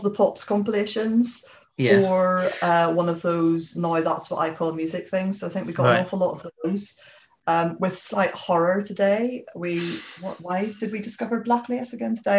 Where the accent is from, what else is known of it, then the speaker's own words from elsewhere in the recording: Belfast, Northern Ireland, United Kingdom; moved away as an adult; now in England; I grew up in Belfast, but came to go to university in England